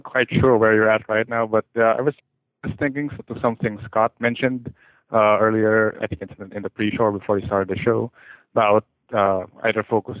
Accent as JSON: {"language": "English", "country": "Philippines", "said": "I'm from the Philippines."}